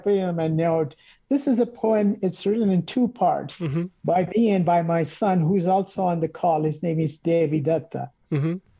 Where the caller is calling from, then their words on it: Calgary, Alberta, Canada; I'm calling from Calgary, Canada.